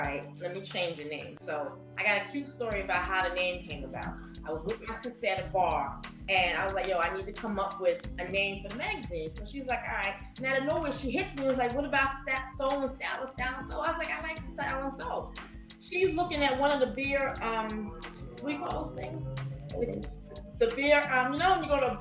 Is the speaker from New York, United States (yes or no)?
yes; New York City, New York, United States; Born and raised in Queens.